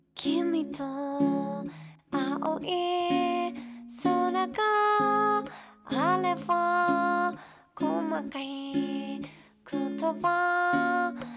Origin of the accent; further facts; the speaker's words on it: Tokyo, Japan; moved away as an adult; now in Utsunomiya, Japan; 東京の、うん、品川区の戸越銀座商店街という、うん、結構下町なんですけど